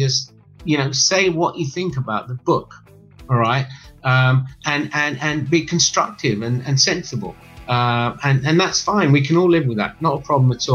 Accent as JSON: {"language": "English", "region": "England", "country": "United Kingdom", "tie": "born or raised there", "said": "a middle class Englishman growing up in England"}